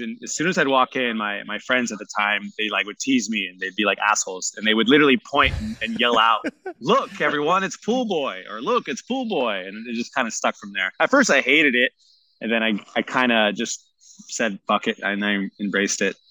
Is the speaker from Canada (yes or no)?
no; San Jose, California, United States; I was born and raised here in in San Jose